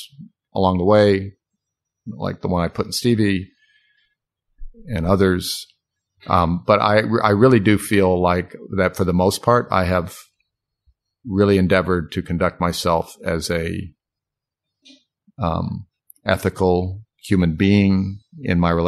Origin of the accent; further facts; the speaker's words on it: Hampton, Virginia, United States; now in Oak Park, United States; my hometown